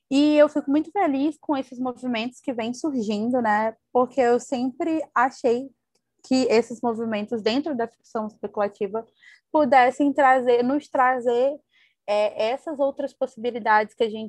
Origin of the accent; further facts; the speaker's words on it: Northeast Region, Brazil; Então, ou seja, meu sotaque não é da forma que as pessoas pensam, é, que enquanto nordestina eu tenho, né?